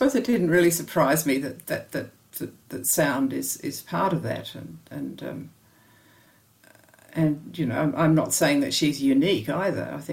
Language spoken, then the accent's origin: English; Australia; I'm from Australia, you know, we've got kookaburras and magpies